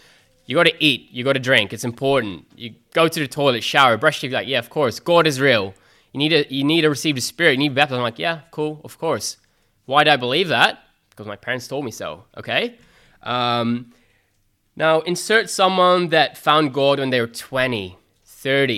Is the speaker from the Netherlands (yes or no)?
yes; Netherlands; moved away as an adult; now in Australia; I'm originally from Holland